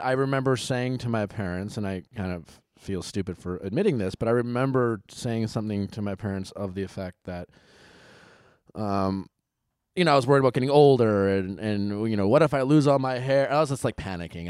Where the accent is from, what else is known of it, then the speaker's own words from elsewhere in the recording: Milwaukee, Wisconsin, United States; I grew up in Milwaukee